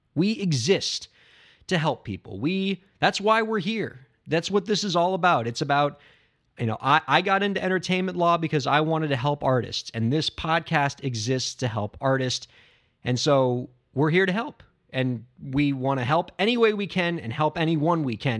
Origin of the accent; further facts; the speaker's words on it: Miami, Florida, United States; I'm from Miami, Florida